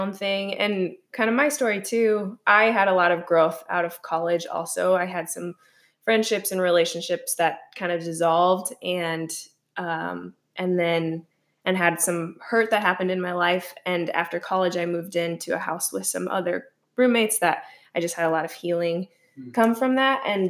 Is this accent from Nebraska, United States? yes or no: yes; Columbus, Nebraska, United States; moved away as an adult; also born or lived in Sioux Falls, South Dakota; I grew up in Columbus, Nebraska.